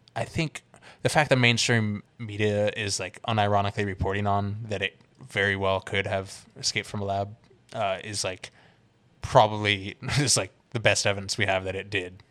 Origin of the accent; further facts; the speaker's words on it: the Bay Area, California, United States; growing up in the Bay, like riding Bart and shit like